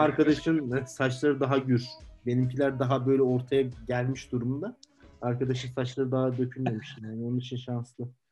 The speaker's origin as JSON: {"language": "Turkish", "country": "Turkey", "moved": "as an adult", "lives_now": "Poland", "said": "Dedim ben Türk'üm dedim. Türkiye'den geliyorum"}